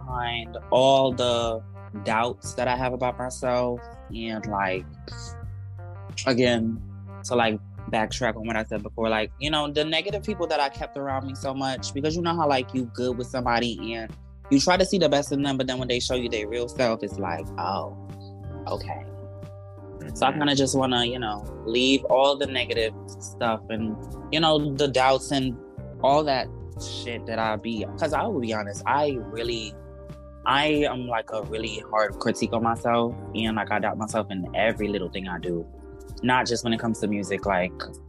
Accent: Trinidad & Tobago; I am a Trinidadian born rapper / singer / producer.

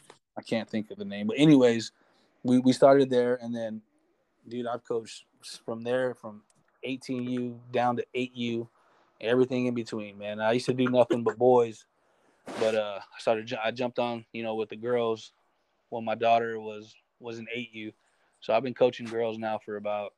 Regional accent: San Antonio, Texas, United States; He came down because we're both from San Antonio.

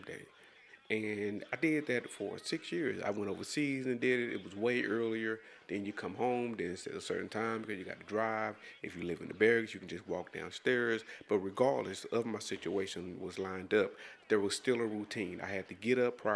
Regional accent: DeSoto, Texas, United States; I'm from DeSoto, Texas. It's a suburb of Dallas, Texas.

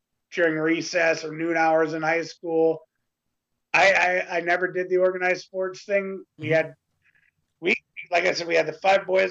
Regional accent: Canada; the next Canadian.

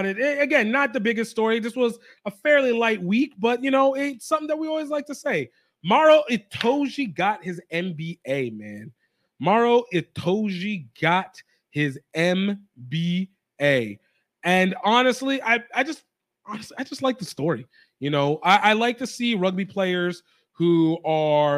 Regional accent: Nigeria; a Nigerian

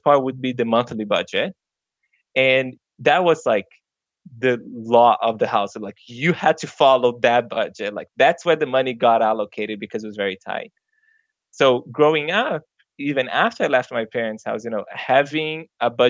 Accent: Brazil; English is a second language; moved away as an adult; now in United States; I grew up very low income in Brazil.

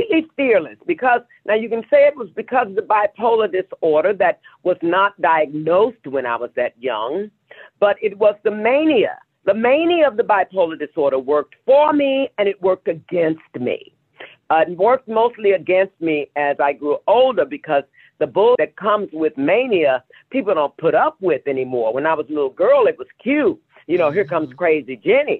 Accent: Kinloch, Missouri, United States; moved away; I'm originally from St. Louis, Missouri, a small town on the outskirts. Actually, it's called Kinloch, Missouri

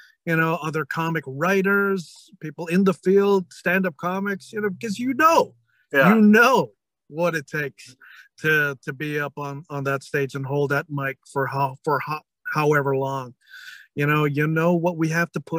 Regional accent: San Francisco, California, United States; also born or lived in Manila; San Francisco would be the first one because that's okay. my hometown. It's where I grew up. So the whole Bay Area

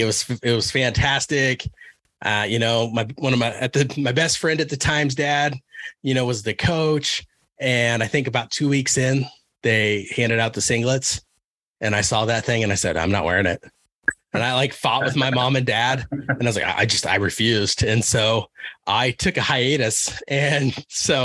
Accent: Beloit, Kansas, United States; moved away; Beloit, Kansas

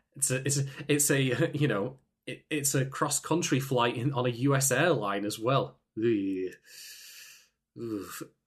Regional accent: United Kingdom; I'm from the United Kingdom

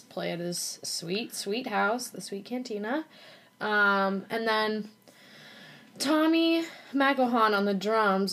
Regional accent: Norwalk, Iowa, United States; also born or lived in Nashville; now in Iowa City, United States; I grew up in Norwalk Iowa which is like kind of a suburb of Des Moines

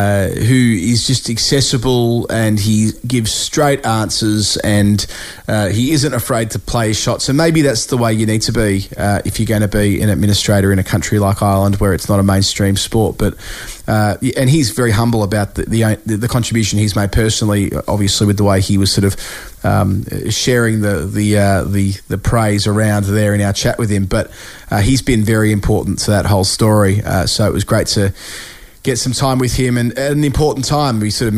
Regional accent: Australia

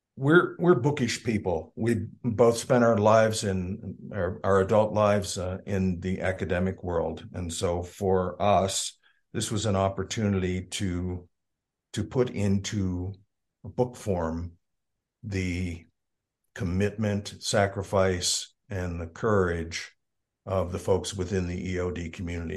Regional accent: York, Pennsylvania, United States; moved away as an adult; also born or lived in Bisbee, Arizona; now in Arizona, United States; we moved back to Pennsylvania when I was about six months old, and I grew up in southeastern Pennsylvania, a town called ah. York.

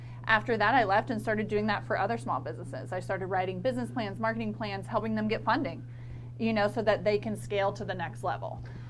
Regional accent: Mayo, Florida, United States; born or raised there; accent: twang; also born or lived in Columbus, Ohio

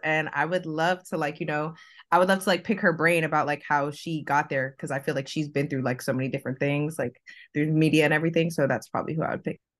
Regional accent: Fort Lauderdale, Florida, United States; moved away; I'm originally from, like, South Florida, like, Fort Lauderdale, Miami area

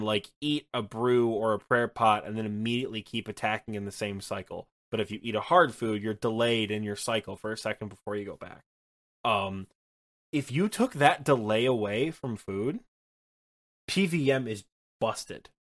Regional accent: Michigan, United States; I'm from Michigan

